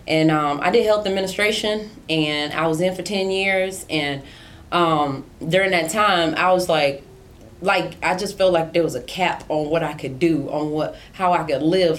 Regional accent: New York City, New York, United States; also born or lived in South Carolina / Houston, Texas; now in California, United States; So I was born in Brooklyn, and my family was born in Brooklyn, New York, like all Kings County Hospital

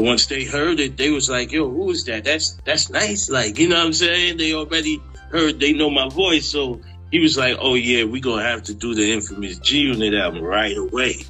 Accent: New York City, New York, United States; I'm from South Jamaica, Queens

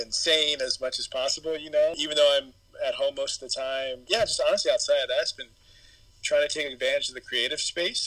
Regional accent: San Antonio, Texas, United States; also born or lived in Dallas; And so I spent my growing up years, adolescent years in San Antonio

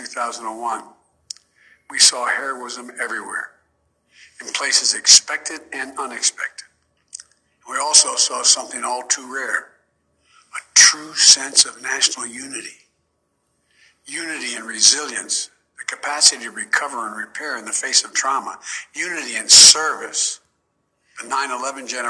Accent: Delaware, United States; my friend Davis, who I grew up with in Delaware.

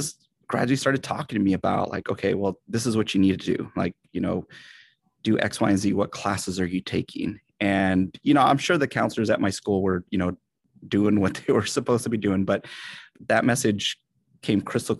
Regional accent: San Jose, California, United States; I am a Latino educator here in the Bay Area, San Jose specifically. Actually, I'm a Bay Area native, born and raised, youngest of 8 kids.

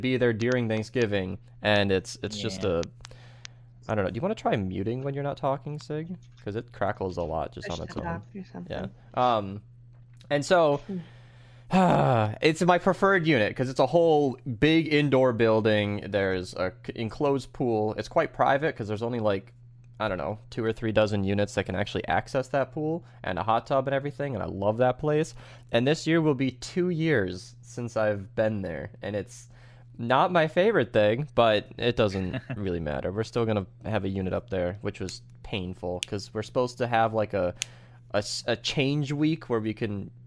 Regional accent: Minnesota, United States; being a Minnesotan kid

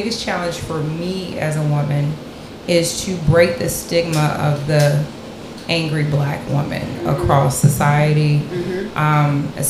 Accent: Mississippi, United States; I, too, am from Mississippi.

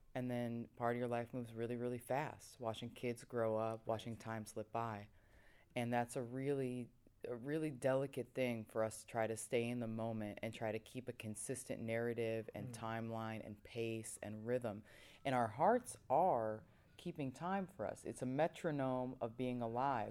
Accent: United States; growing up in the States

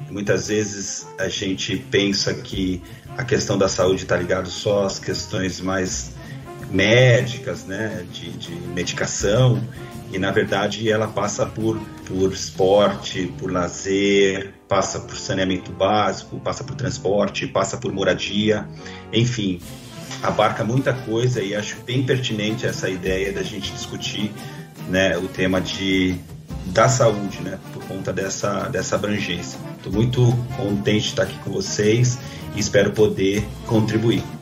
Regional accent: São Paulo, Brazil; now in Guarulhos, Brazil; sou de São Paulo, né? nasci em São Paulo, mudei para Guarulhos com, com 11 anos, aqui para o bairro do Macedo, onde eu permaneço até hoje.

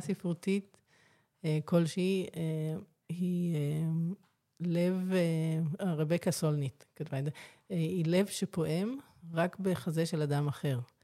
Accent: Ramat Gan, Tel Aviv District, Israel; also born or lived in Glasgow, Scotland; ואני נולדתי שם, אז ככה זה יוצא ש, אה, בקיצור, מגיל שנה אני פה, ברמת חן, ברמת גן.

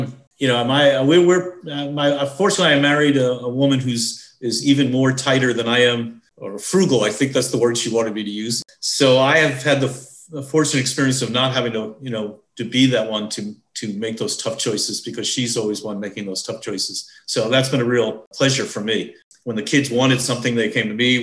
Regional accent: New York, United States; being a New Yorker

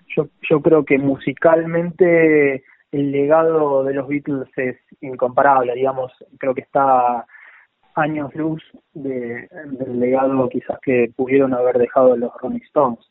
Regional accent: Buenos Aires, Argentina; yo soy de, Paternal, eh, una, ciudad, digamos, una, un barrio

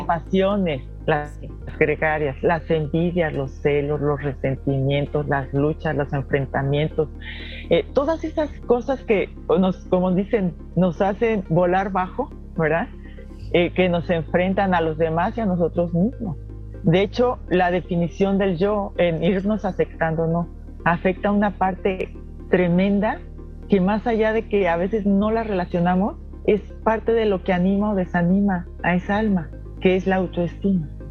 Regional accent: Guanajuato, Mexico; yo soy mexicana

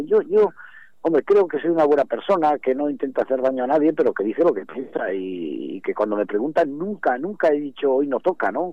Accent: Cantabria, Spain

